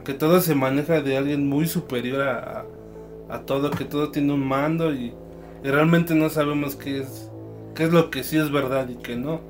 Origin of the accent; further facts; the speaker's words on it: Mexico; nosotros como mexicanos